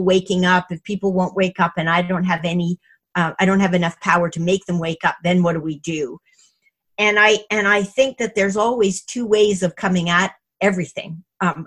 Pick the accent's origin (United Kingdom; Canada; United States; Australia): Canada; Montreal, Quebec; also born or lived in Toronto, Canada; now in Vancouver, Canada; when I was growing up in Montreal